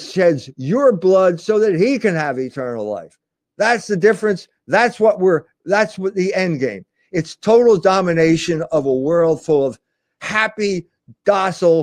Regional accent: Philadelphia, Pennsylvania, United States; growing up in Philadelphia

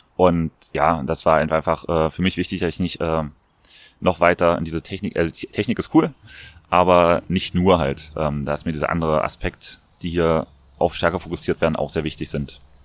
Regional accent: Magdeburg, Saxony-Anhalt, Germany; moved away as an adult; now in Vienna, Austria; in meiner Heimatstadt in Magdeburg

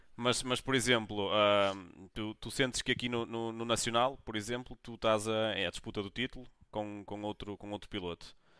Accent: Braga, Norte, Portugal; eu sou, sou, sou, de Braga

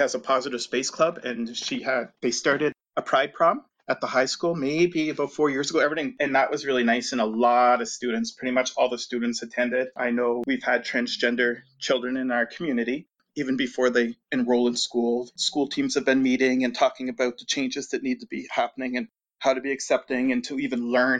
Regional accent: Ottawa Valley, Ontario, Canada; moved away as an adult; also born or lived in Pembroke; now in Iqaluit, Canada; I grew up in the Ottawa Valley, right near the Ottawa River

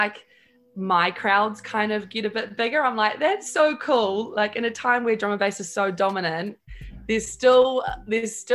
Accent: New Zealand; where are you from? And you're like, New Zealand.

